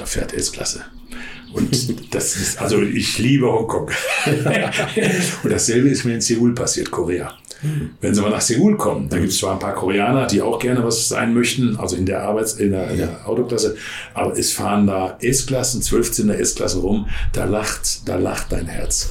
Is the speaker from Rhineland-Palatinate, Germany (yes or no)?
no; Ruhr area, North Rhine-Westphalia, Germany; ich bin da dann Ruhegebietler